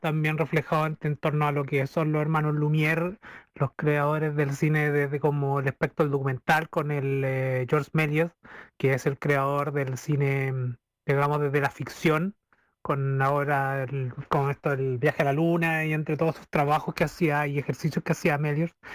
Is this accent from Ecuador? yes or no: no; Talca, Maule, Chile; yo vengo acá del Maule, de la región del Maule, soy un talquino que quiere ser maucho